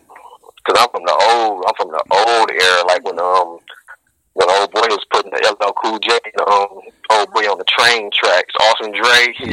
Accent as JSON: {"language": "English", "town": "Detroit", "region": "Michigan", "country": "United States", "said": "I'm from Detroit, Michigan."}